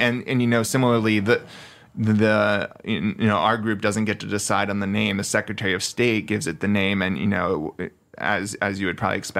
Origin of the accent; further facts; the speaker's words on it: New Jersey, United States; now in Redding, United States; I grew up in New Jersey.